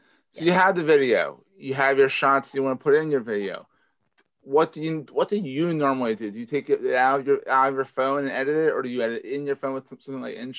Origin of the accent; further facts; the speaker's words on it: Philadelphia, Pennsylvania, United States; accent: Philadelphia; my Philadelphia accent.